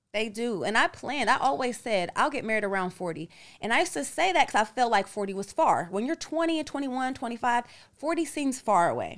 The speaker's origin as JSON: {"language": "English", "country": "United States", "tie": "born or raised there", "moved": "as an adult", "said": "an American uh, citizen and being born here"}